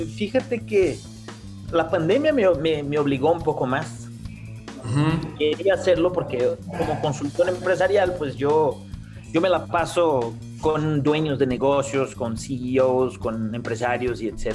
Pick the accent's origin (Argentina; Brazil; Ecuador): Brazil; moved away as an adult; also born or lived in Costa Rica; now in Mexico City, Mexico; yo básicamente soy un brasileño